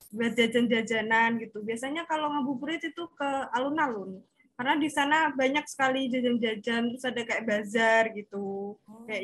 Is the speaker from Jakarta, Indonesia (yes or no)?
no; Semarang, Central Java, Indonesia; Aku asli Semarang.